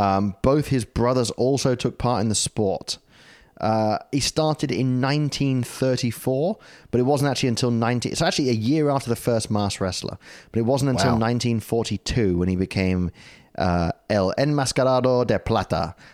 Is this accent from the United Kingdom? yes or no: yes; United Kingdom; now in Australia; I'm British.